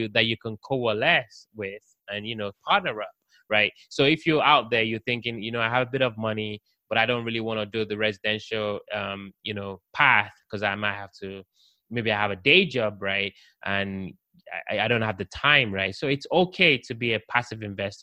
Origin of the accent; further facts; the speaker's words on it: London, United Kingdom; now in United States; I'm from the UK, I'm from London.